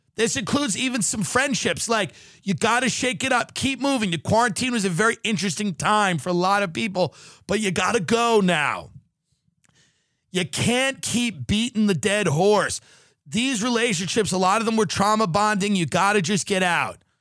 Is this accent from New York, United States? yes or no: yes; Long Island, New York, United States; an Irish Catholic from Long Island